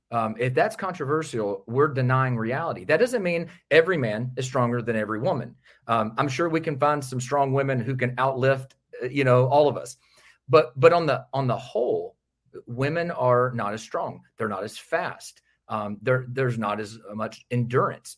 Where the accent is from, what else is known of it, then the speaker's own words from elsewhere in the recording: outside Nashville, Tennessee, United States; just outside of Nashville, Tennessee. born and raised in that area